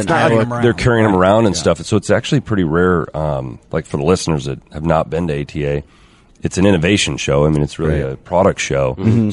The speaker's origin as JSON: {"language": "English", "region": "Iowa", "country": "United States", "tie": "born or raised there", "said": "I'm born and raised in Iowa."}